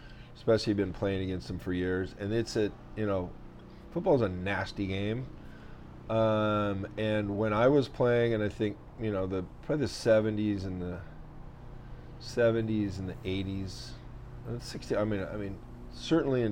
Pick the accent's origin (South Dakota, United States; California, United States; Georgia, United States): California, United States; Manhattan Beach; I grew up in Manhattan Beach